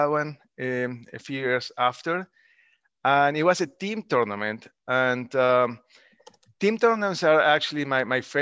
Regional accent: Colombia; moved away as an adult; now in United States; I grew up in Colombia.

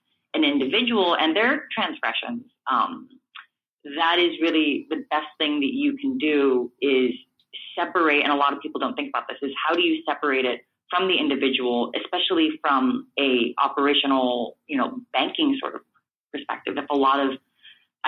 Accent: Los Angeles, California, United States; I grew up in Echo Park, which is part of Los Angeles

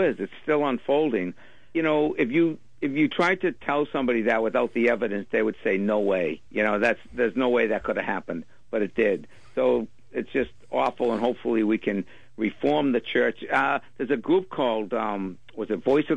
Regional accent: Cambridge, Massachusetts, United States; I grew up in Cambridge, and growing up there, it was a place to, Harvard Yard was a place to play.

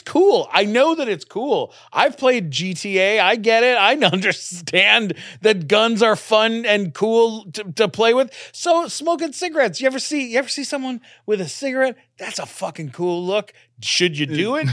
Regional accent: Canada; now in United States; I'm a Canadian citizen

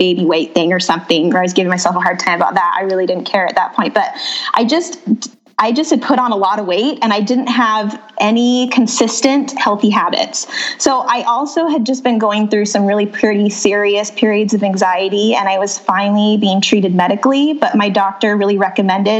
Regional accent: Utah, United States; moved away as an adult; also born or lived in North Phoenix, Arizona; now in Phoenix, United States; So I grew up in Utah and I met my husband at college at BYU

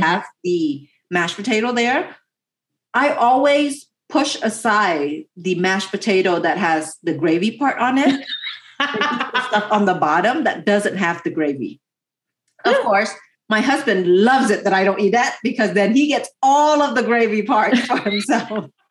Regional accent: United States; my family moved to America 30 plus years ago

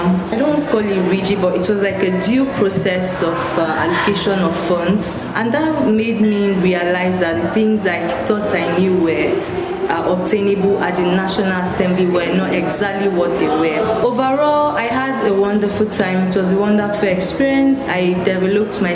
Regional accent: Benue, Nigeria; I'm from Benue State

